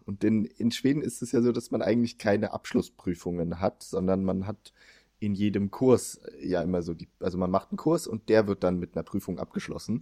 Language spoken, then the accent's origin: German; Germany; moved away; also born or lived in Sweden; ich eben als Deutscher